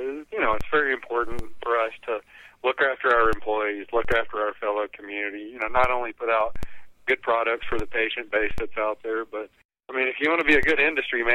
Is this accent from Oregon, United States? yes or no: no; Alabama, United States; moved away; also born or lived in East Hampton, New York / Denver, Colorado; I grew up in Alabama